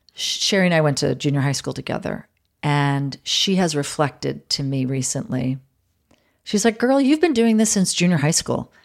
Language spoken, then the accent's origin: English; New York City, New York, United States; moved away as an adult; now in Los Angeles, United States; I'd been born and raised in New York